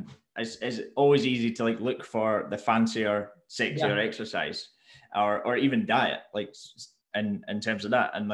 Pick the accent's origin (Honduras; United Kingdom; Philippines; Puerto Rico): United Kingdom; Mull, Scotland; also born or lived in Glasgow; I grew up on Mull